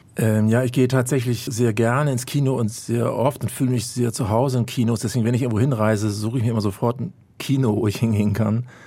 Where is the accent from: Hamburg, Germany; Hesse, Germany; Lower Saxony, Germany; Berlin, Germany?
Hamburg, Germany; ich bin in Altona in Hamburg groß geworden